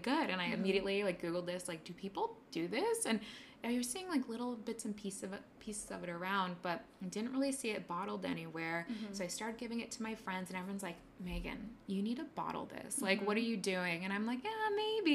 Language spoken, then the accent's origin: English; San Diego, California, United States; moved away as an adult; now in New York City, United States; I grew up in San Diego, California